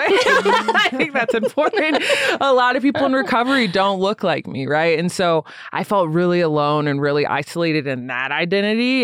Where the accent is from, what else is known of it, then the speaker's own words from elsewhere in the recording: Lansing, Michigan, United States; also born or lived in Grand Rapids, Michigan; now in Denver, United States; I grew up in Lansing, Michigan. I was born in Grand Rapids